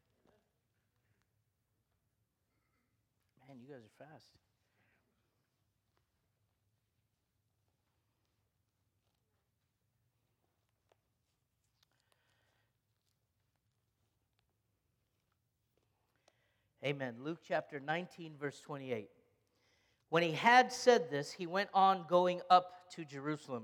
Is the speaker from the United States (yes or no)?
no; Egypt; I'm Egyptian, and so we grew up Greek Orthodox